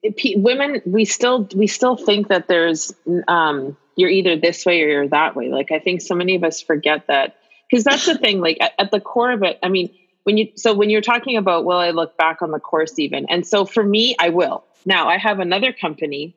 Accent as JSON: {"language": "English", "town": "Winnipeg", "region": "Manitoba", "country": "Canada", "tie": "born or raised there", "said": "I grew up in Winnipeg"}